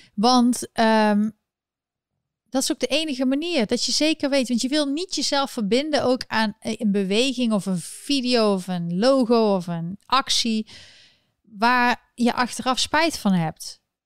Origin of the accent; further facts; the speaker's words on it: North Brabant, Netherlands; accent: Brabantse tongval; Ik kwam een beetje mijn Brabantse tongval naar boven